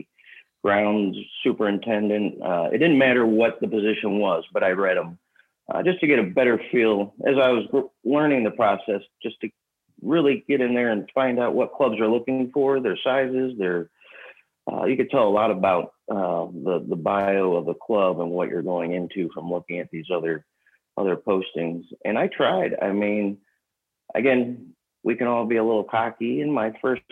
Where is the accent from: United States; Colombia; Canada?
United States; St. Louis, Missouri; moved away as an adult; also born or lived in Kansas City; now in Dallas, United States; I'm originally from St. Louis